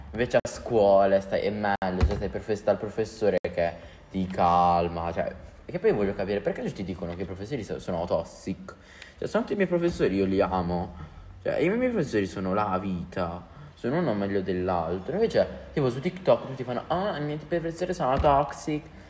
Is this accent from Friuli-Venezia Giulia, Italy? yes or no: no; Apulia, Italy; accent: Apulian dialect; nel mio dialetto, io sono pugliese